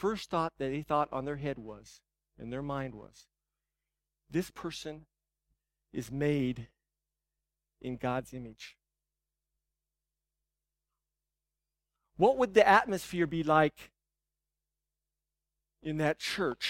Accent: United States; as American Christians, as Western Christians

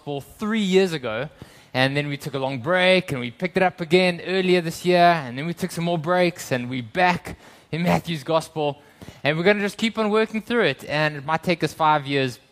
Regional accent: South Africa; moved away; I grew up in South Africa

